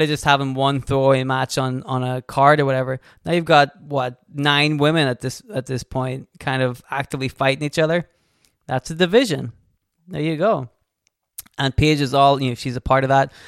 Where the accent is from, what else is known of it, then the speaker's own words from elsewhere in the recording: United Kingdom; We are also from the United Kingdom, although not from the country she is from